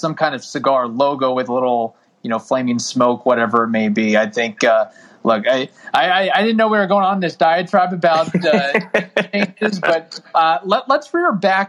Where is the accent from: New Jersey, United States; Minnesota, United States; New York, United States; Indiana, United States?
Indiana, United States; Louisville area, Southern; growing up in Southern Indiana, Louisville area